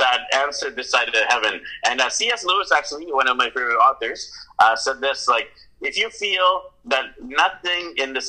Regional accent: Vancouver, British Columbia, Canada; moved away as an adult; my hometown of Vancouver, BC, Canada

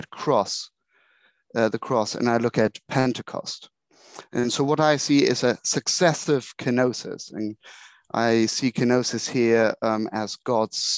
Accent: Germany; accent: German; moved away as an adult; now in London, United Kingdom; I was born in Germany, grew up and came over for ordination training in 2007

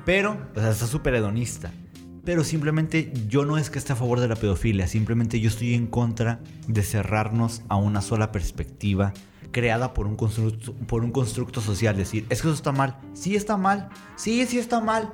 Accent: Mexico; me crié como muchos mexicanos bajo la religión católica

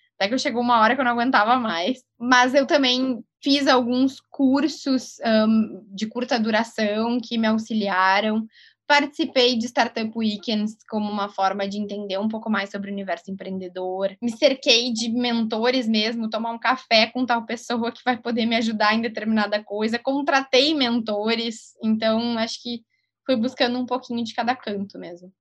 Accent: Rio Grande do Sul, Brazil; accent: gaúcho; Vocês podem perceber pelo meu sotaque, eu sou gaúcha

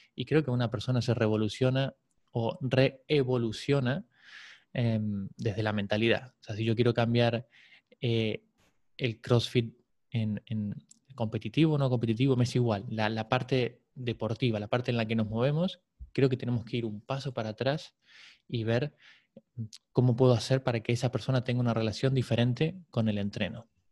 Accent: Buenos Aires, Argentina; moved away as an adult; now in Barcelona, Spain; Nací en Buenos Aires, a los 21 me vine aquí, hoy tengo 39

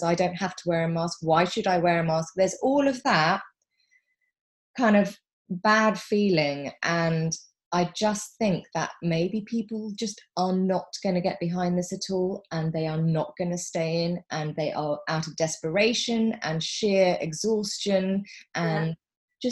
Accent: United Kingdom; We're British

